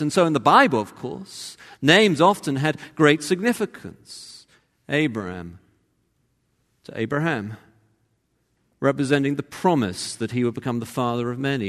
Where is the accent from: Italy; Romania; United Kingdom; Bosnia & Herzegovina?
United Kingdom; Cambridge, East of England; moved away; I'm from Cambridge